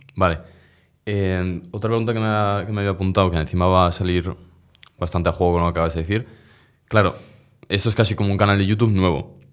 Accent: Zaragoza, Aragon, Spain; Nací en Miralbueno, Zaragoza. Aquí yo soy yo toda la vida, del mismo barrio de Sergio

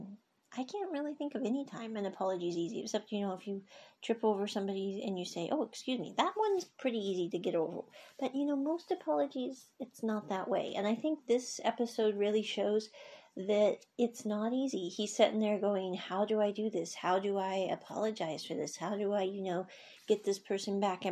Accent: Midwest, United States; we're from the Midwest

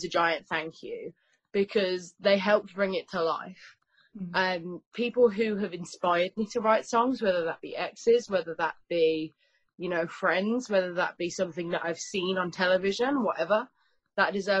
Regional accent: Birmingham, West Midlands, United Kingdom; I'm from Birmingham.

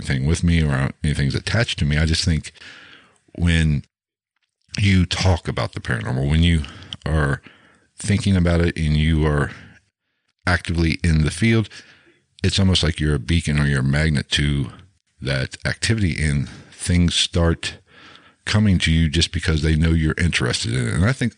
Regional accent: Ohio, United States; we're both from Ohio

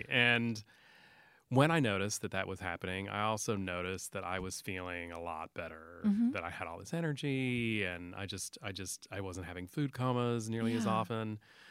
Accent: San Angelo, Texas, United States; also born or lived in Albany, Georgia; I grew up in West Texas.

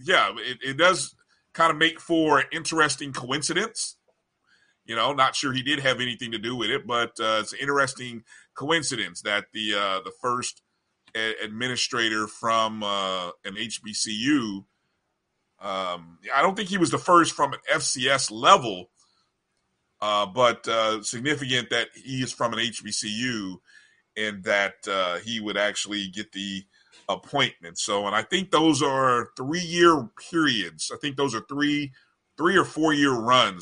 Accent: Indianapolis, Indiana, United States; my hometown of Indianapolis

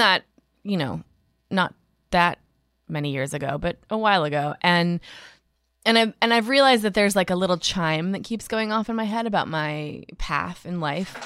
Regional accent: Minneapolis, Minnesota, United States; I was born in Minneapolis

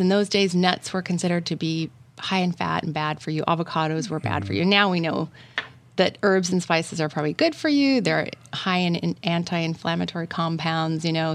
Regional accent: Washington, United States; I grew up in Washington State

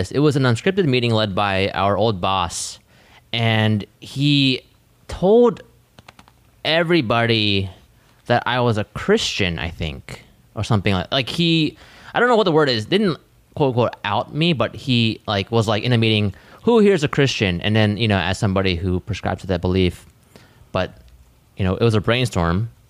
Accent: Australia; I'm from Australia and am an atheist.

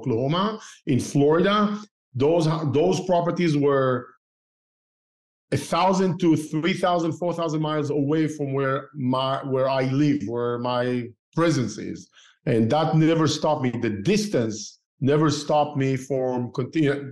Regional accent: Israel; moved away as an adult; also born or lived in Tel Aviv, Israel / Northern California, United States; now in Southern California, United States; I started investing while I grew up in Israel. While I used to live in Tel Aviv as a young engineer

